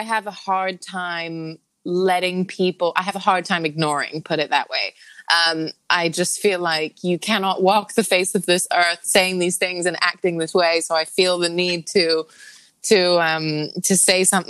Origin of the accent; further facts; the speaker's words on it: Hong Kong; also born or lived in Thailand; now in New York, United States; I'm born and raised in Hong Kong, and I've got family there.